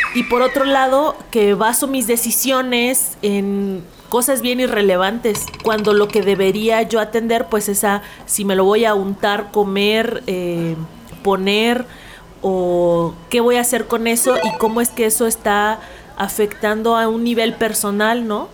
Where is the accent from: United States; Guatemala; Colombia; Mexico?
Mexico; Huasteca; born or raised there; moved away; also born or lived in capital of their state